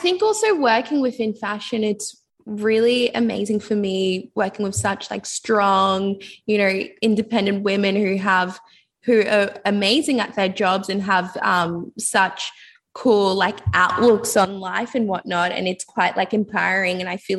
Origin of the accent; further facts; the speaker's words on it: Liberia; I'm originally from Liberia